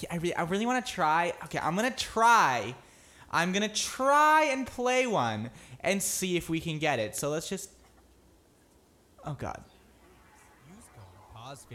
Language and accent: English; Merrimack, New Hampshire, United States; I'm actually from Merrimack, New Hampshire